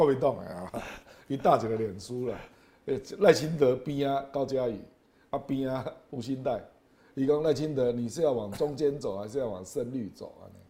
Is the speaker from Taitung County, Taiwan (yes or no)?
no; Kaohsiung, Taiwan; 因为，我高雄人啊，我很清楚啊，